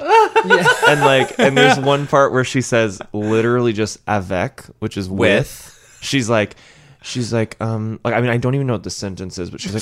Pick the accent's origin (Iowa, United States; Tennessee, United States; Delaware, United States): Tennessee, United States; Nashville